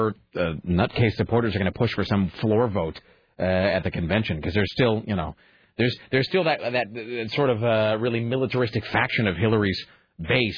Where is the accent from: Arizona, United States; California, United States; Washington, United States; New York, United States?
Washington, United States; Kennewick; moved away as an adult; also born or lived in Spokane, Washington; now in Portland, United States; I'm from Kennewick